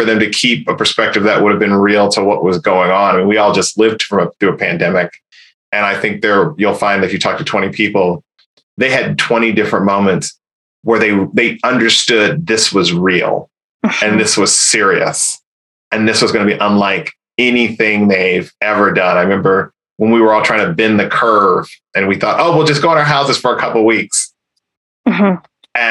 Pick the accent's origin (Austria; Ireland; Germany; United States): United States; Indiana; I'm from Indiana.